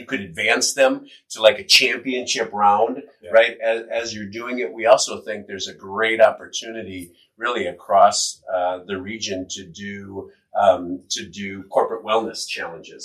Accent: Green Bay, Wisconsin, United States; moved away; I grew up in Green Bay, Wisconsin, and I remember watching WGN as a kid

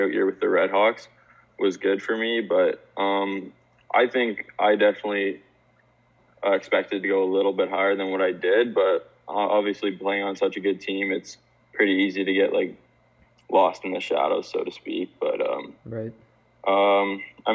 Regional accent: Cambridge, Ontario, Canada; I wanted to come back to Cambridge, like my hometown

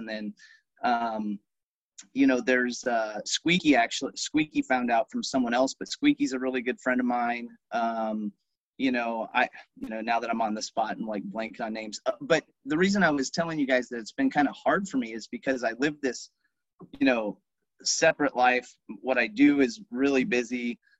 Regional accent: Council Bluffs, Iowa, United States; I've got kids, I went to here, I'm from Council Bluffs

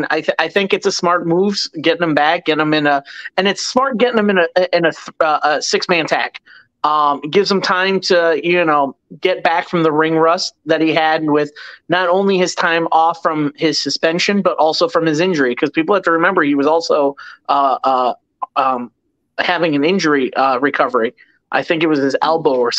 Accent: Chicago, Illinois, United States; moved away; I'm originally from Chicago

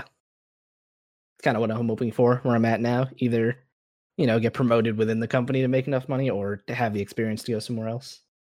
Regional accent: Florida, United States; I'm from Florida

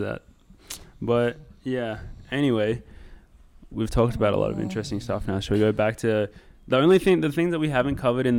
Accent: Australia; moved away as an adult; also born or lived in Wisconsin; I was back in Australia for like 3 months

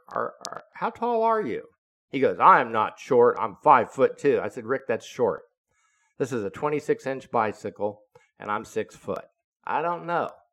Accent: Florida, United States; when I was growing up as a kid in Florida, and I'm born and raised in Florida

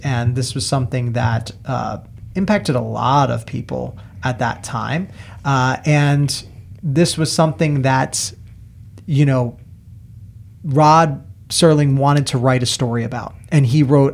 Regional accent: New York, United States; I grew up watching marathons in New York

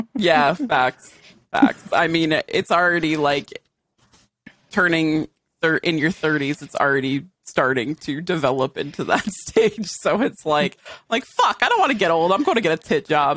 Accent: Western Massachusetts, United States; I'm from Western Mass

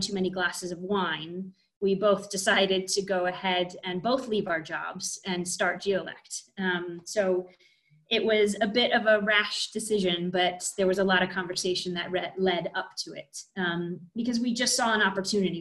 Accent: United States; I am American

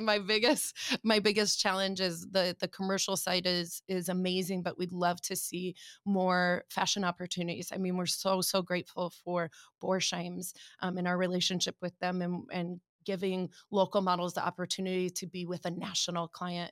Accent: Omaha, Nebraska, United States; moved away as an adult; also born or lived in Chicago; I was born and raised in Omaha

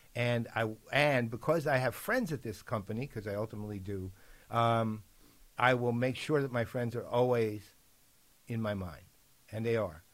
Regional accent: New York City, New York, United States; I'm a New Yorker

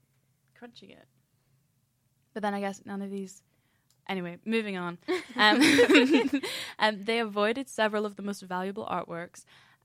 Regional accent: Scotland, United Kingdom; No, I have like a super mellow accent, but I'm from Scotland.

